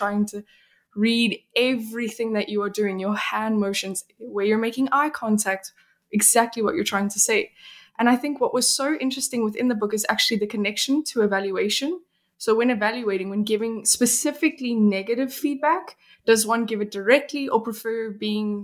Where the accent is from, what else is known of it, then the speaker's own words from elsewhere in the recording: South Africa; also born or lived in Belgium; now in Sweden; I'm from South Africa, where it is as you like the one that you experienced, but I'm also Belgian